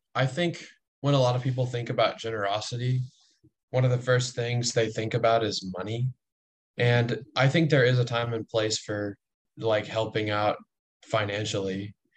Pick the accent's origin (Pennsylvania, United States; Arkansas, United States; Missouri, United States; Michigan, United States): Arkansas, United States; Little Rock; I'm from Little Rock. I grew up in Little Rock